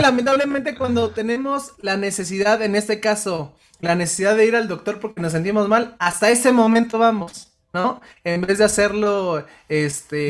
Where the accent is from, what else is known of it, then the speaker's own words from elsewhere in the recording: Mexico; a los mexicanos, pues nos, educaron a base de películas y novelas